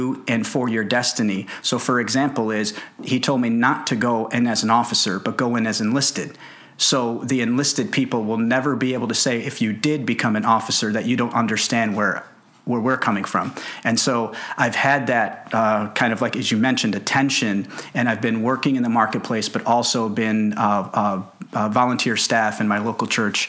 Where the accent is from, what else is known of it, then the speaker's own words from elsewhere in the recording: Karachi, Sindh, Pakistan; moved away; I was born in Karachi, Pakistan